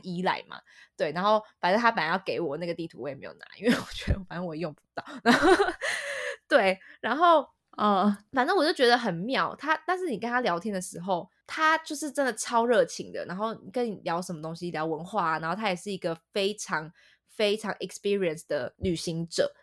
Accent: Taipei, Taiwan; 身为台北人的我们

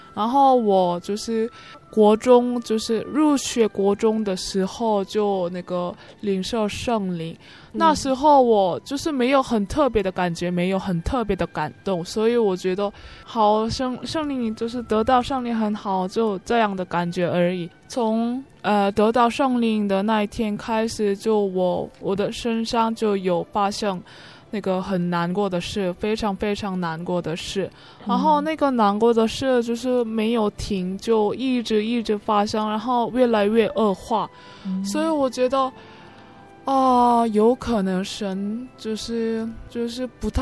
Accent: South Korea; Chinese is a second language; 我是从韩国江南教会来的

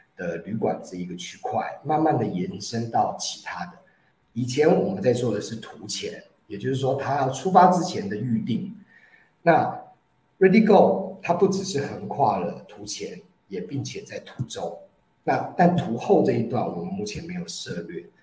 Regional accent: Taiwan; 我们在台湾疫情没有那么严重

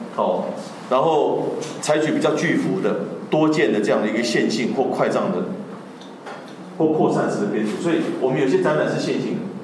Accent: Tainan, Taiwan; moved away as an adult; also born or lived in Northern Taiwan; 作为一个北漂的台南人哦，就是我本身是在台南长大

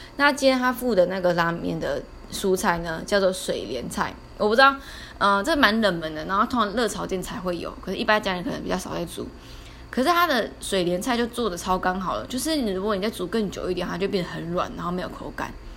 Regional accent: Taiwan; 我们台湾人

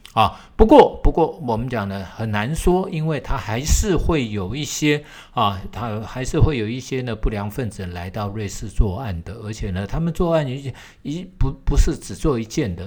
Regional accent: Taiwan; 我们台湾人

